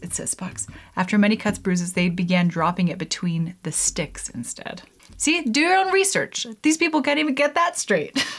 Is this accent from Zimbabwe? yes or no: no; Canada; I'm Canadian